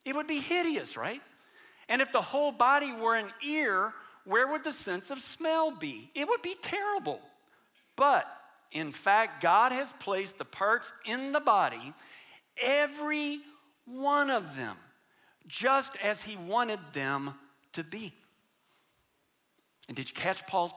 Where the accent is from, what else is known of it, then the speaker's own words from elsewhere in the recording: United States; especially for us as American Christians